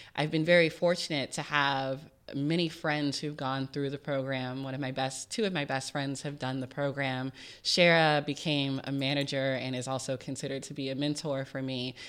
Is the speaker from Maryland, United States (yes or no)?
no; Richmond, Virginia, United States; I grew up in Richmond, Virginia, low-income family, first gen.